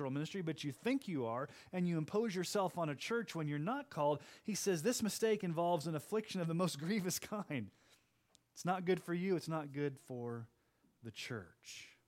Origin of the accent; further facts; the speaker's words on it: Kansas City, Missouri, United States; born there; I'm 48 years old. I was born in 1971 in Kansas City, Missouri.